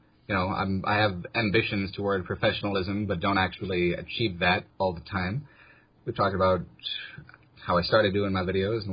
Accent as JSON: {"language": "English", "area": "outside of San Diego", "region": "California", "country": "United States", "tie": "born or raised there", "said": "I grew up outside of San Diego in California."}